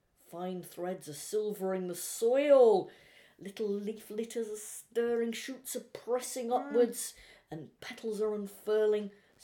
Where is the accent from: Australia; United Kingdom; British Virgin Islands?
United Kingdom; Wales; I was brought up in Wales